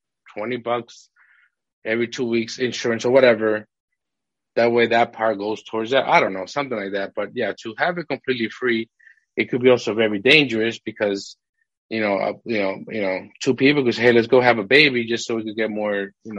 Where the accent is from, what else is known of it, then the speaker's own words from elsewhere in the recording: Massachusetts, United States; moved away as an adult; now in Houston, United States; the city we grew up in Massachusetts, it was a rough city